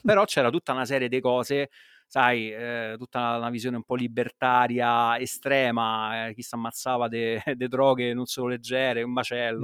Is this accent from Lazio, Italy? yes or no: yes; Rome, Lazio, Italy; come si dice a Roma, se capisce che sono di Roma